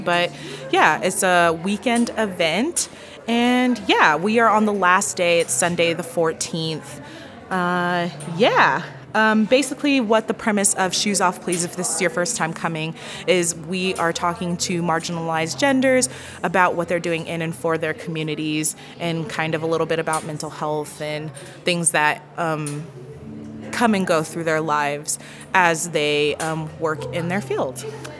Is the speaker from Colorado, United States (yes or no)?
yes; Colorado Springs, Colorado, United States; I'm from Colorado Springs, and so most of my family is military.